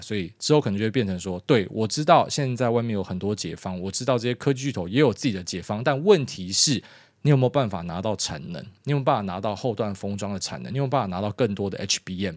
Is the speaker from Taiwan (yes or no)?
yes; Taiwan; 我们台湾人